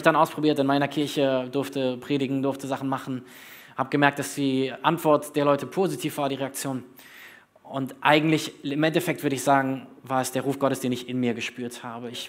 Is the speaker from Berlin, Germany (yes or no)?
yes; Berlin, Germany; also born or lived in North Hesse; Ich bin äh, gebürtiger Nordhesse, aber eigentlich Berliner im Herzen. Also wenn ihr mich fragt, wo ich herkomme, ich bin Berliner. Dort habe ich äh, die größte Zeit meines Lebens verbracht.